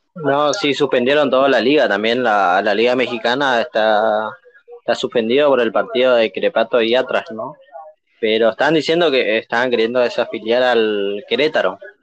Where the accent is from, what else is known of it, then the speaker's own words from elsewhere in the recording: Mburucuyá, Corrientes, Argentina; en el interior de Corrientes, pues yo soy de Murucuyá